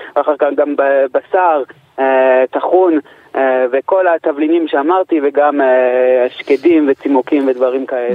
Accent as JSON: {"language": "Hebrew", "country": "Canada", "tie": "born or raised there", "also_born_or_lived": "Morocco (parents)", "moved": "as an adult", "lives_now": "Israel", "said": "אני נולדתי בקנדה, אבל המשפחה שלי, מה שנקרא, עברה בקנדה, בדרך לישראל. אה, עליתי לארץ לפני שלוש עשרה שנה"}